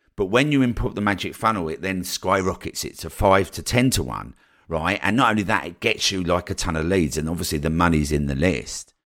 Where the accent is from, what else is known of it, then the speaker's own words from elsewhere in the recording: Colchester, East of England, United Kingdom; moved away as an adult; also born or lived in Newquay / Brighton; when I moved down to Newquay from Colchester, which was the first place that I moved away from home